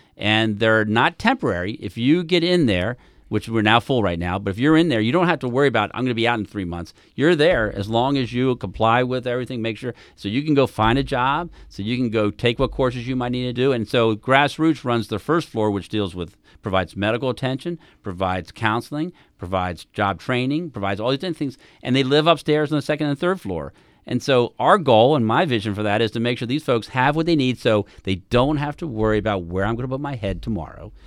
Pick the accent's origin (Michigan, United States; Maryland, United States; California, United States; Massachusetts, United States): Maryland, United States; Howard County; I grew up here in Howard County.